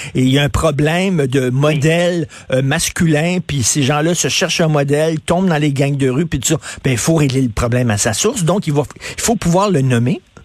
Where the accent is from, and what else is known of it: Montreal, Quebec, Canada; born or raised there